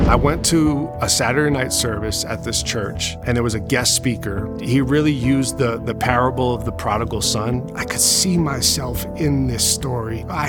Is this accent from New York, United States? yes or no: yes; Long Island, New York, United States; I grew up in Long Island, New York, and I grew up to really having a single mom.